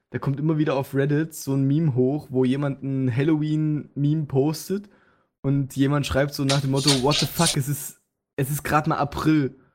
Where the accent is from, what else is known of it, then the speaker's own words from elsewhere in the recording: Saxony, Germany; Ne, ich komme hier aus der Gegend, wo das Ding erfunden wurde.